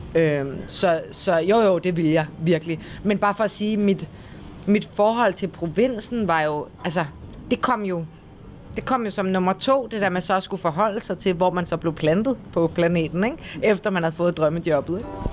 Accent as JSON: {"language": "Danish", "town": "Copenhagen", "region": "Capital Region of Denmark", "country": "Denmark", "tie": "born or raised there", "moved": "as an adult", "lives_now": "Kolding, Denmark", "said": "nu er jeg jo født og opvokset i København"}